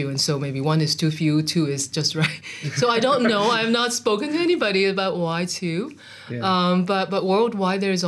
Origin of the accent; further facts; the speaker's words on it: Hong Kong; I grew up in Hong Kong in the 70s and 80s.